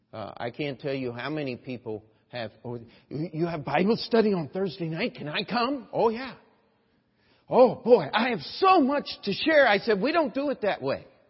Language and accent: English; Baltimore, Maryland, United States; I'm from Baltimore